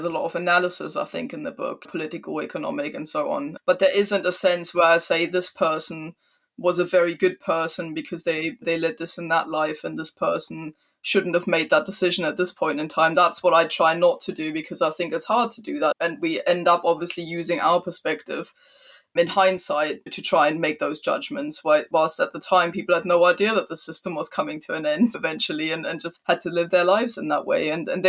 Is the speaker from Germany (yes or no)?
yes; Germany; English is a second language; for me, it was strange to be born into a country that I then didn't really experience consciously, because I was only 4 years old when the Berlin Wall